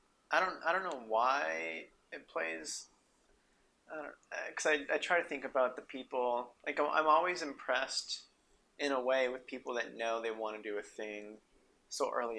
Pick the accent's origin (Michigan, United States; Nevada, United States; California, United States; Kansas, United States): Nevada, United States; Reno; also born or lived in New Mexico; So we moved from there to Nevada to Reno when I was in second grade.